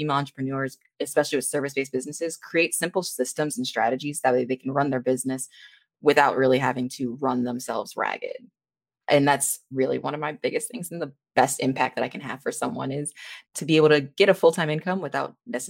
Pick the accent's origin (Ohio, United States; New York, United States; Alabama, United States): Ohio, United States; Cleveland; now in Florida, United States; I'm currently in Florida, but I'm of course from one of those cold states and then moved down here. I'm originally from Ohio, right from the Mistake on the Lake, lovely Cleveland.